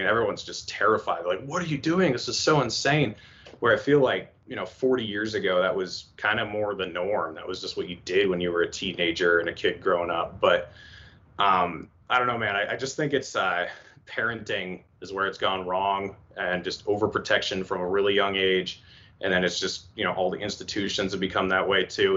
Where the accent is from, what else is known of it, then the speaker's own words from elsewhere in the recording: East Coast, United States; moved away as an adult; now in western United States; I'm from the East Coast